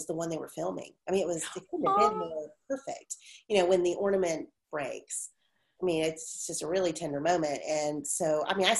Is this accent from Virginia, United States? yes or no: yes; Virginia Beach, Virginia, United States; I grew up in Virginia Beach